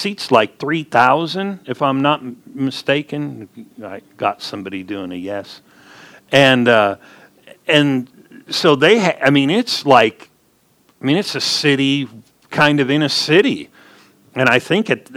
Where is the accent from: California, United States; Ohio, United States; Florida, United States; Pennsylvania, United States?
California, United States; Southern; moved away; I'm from Southern California